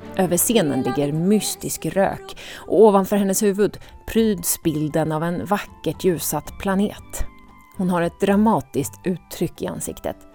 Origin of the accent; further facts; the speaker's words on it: Visby, Gotland, Sweden; moved away as an adult; also born or lived in United States; När jag själv tagit studenten hemma i Visby